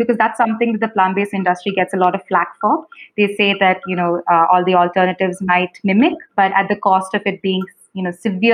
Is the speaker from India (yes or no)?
yes; Kerala, India; I'm also from Kerala